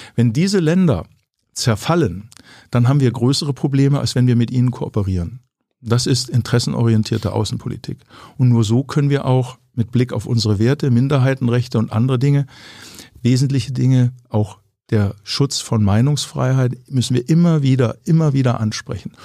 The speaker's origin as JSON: {"language": "German", "town": "Ellwangen", "region": "Baden-Württemberg", "country": "Germany", "tie": "born or raised there", "said": "aus meiner Heimat, wo ich aufgewachsen bin"}